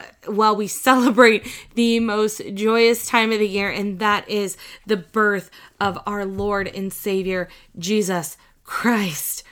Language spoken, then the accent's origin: English; Indiana, United States; now in Nebraska, United States; my hometown in Indiana